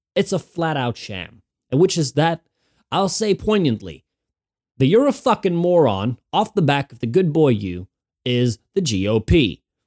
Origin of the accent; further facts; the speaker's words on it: Norway; moved away as an adult; now in Winchester, United Kingdom; I'm from Norway, Hinga Dinga country